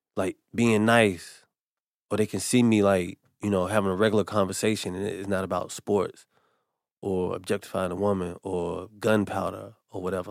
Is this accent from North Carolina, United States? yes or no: yes; North Carolina, United States; I'm from North Carolina